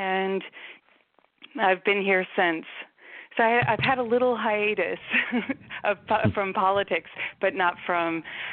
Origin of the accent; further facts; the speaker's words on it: Sparta, New Jersey, United States; moved away as an adult; now in Maryland, United States; I grew up in Sparta, New Jersey, northwestern part of the state of New Jersey, until I went away to college and came down here, and I've been here since